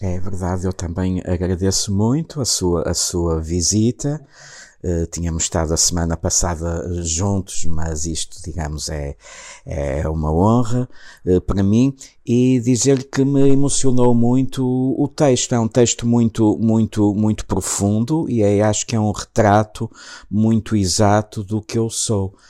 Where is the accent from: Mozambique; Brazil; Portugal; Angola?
Portugal; Matosinhos, Norte; Matozinhos, que foi a casa, a casa onde, onde, onde eu nasci